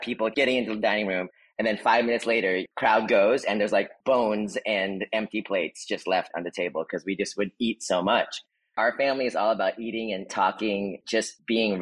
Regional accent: the Bay Area, California, United States; also born or lived in Philippines; Growing up in the Bay with Filipinos, the 80s and 90s

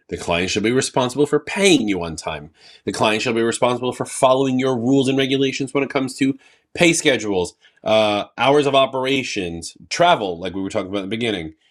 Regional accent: New York, United States; I'm from New York

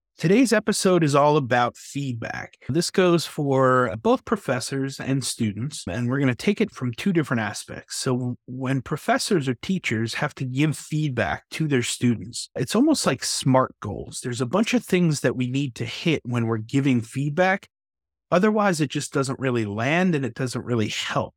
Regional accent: New York, United States; I'm from New York

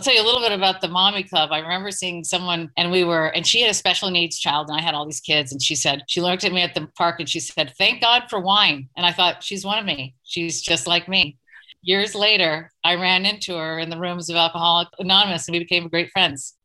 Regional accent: East Coast, United States; moved away as an adult; also born or lived in Portland; now in New York, United States; I'm from the East Coast. My family is back there

